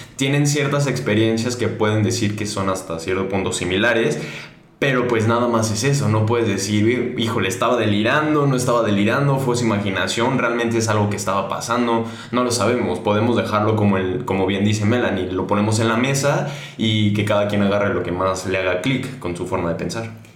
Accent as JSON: {"language": "Spanish", "country": "Mexico", "said": "nosotros como mexicanos"}